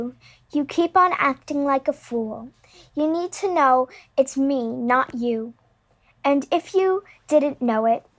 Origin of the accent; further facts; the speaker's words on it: New York, United States; I'm 9 years old, and I'm from Brooklyn, New York.